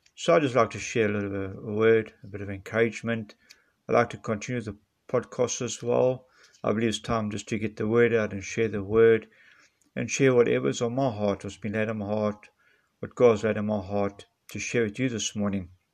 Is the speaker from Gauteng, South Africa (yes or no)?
no; Nelspruit, Mpumalanga, South Africa; I'm from Nelspruit, Mpumalanga, South Africa